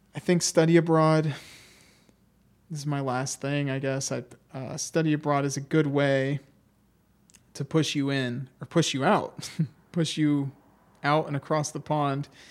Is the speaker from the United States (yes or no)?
yes; Ohio, United States; we are students from Ohio